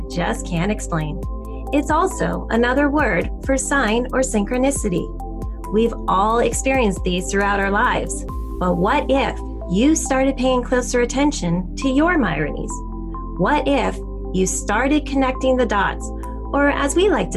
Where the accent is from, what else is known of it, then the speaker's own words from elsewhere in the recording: Sparta, New Jersey, United States; I grew up in Sparta, New Jersey